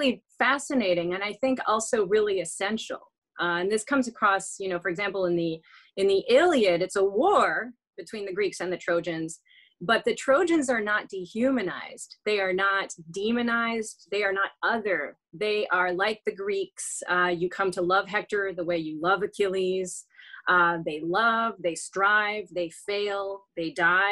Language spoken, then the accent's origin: English; France; moved away; I was raised in France